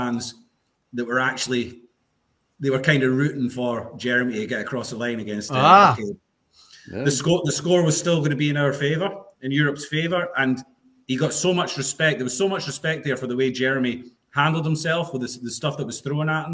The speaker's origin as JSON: {"language": "English", "region": "Scotland", "country": "United Kingdom", "said": "I'm Scottish"}